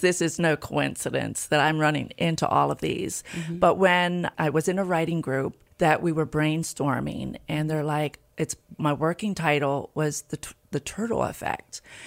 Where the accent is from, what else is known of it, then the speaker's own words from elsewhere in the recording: Hartley, Delaware, United States; also born or lived in Tulsa, Oklahoma / Felton, Delaware; now in Milford, United States; I grew up in Hartley, Delaware.